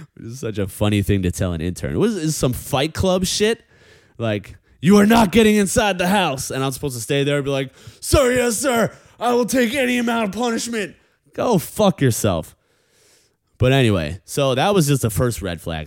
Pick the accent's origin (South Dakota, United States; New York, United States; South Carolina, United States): New York, United States; as a New Yorker